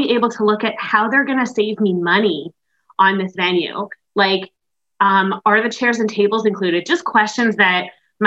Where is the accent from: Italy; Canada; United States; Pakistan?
Canada; Montreal, Quebec; I am from Montreal, Quebec in Canada